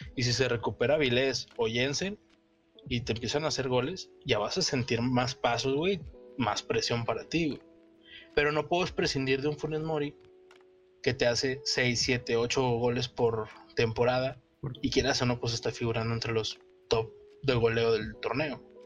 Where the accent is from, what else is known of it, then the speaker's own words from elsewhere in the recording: Monterrey, Nuevo León, Mexico; como regio